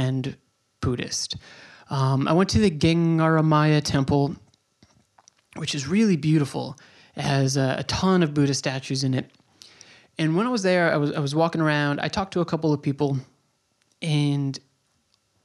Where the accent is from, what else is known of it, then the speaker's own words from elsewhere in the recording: New York, United States; moved away as an adult; also born or lived in Bay Ridge, Brooklyn; I'm from New York